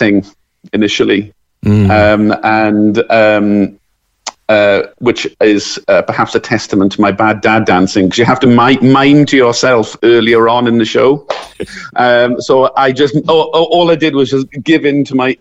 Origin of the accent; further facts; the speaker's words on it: Merthyr Tydfil, Wales, United Kingdom; I'm from the South Wales Valleys, a place called Merthyr Tydfil